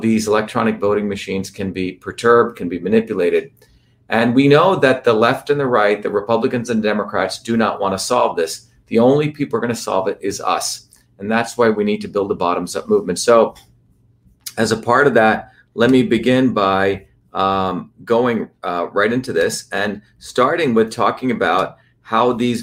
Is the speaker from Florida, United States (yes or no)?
no; New Jersey, United States; New Jersey, my home state where I grew up